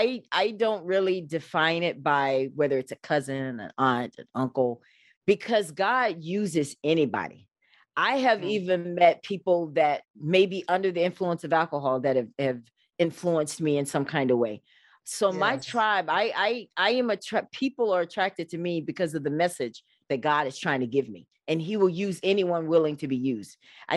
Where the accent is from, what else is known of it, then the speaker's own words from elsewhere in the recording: Alabama, United States; moved away; back in the day when I was growing up in Alabama